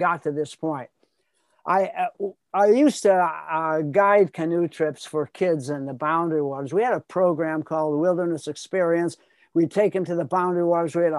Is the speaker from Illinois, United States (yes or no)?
yes; Chicago, Illinois, United States; I grew up in Chicago